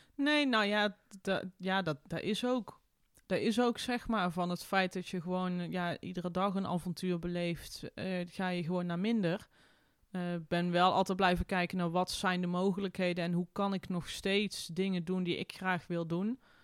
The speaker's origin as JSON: {"language": "Dutch", "town": "Tilburg", "region": "North Brabant", "country": "Netherlands", "tie": "born or raised there", "moved": "as an adult", "said": "mijn thuisstad Tilburg"}